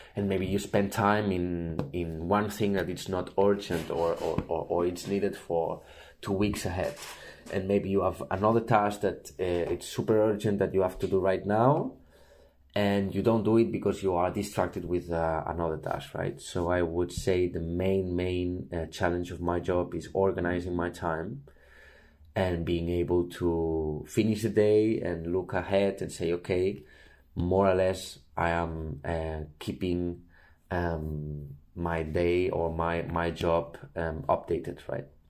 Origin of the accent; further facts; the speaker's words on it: Barcelona, Catalonia, Spain; I'm from Barcelona